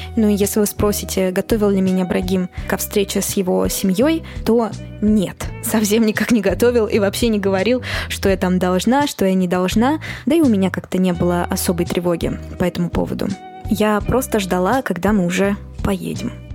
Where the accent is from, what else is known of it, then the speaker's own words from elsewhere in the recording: Moscow, Russia; я родилась и выросла в Москве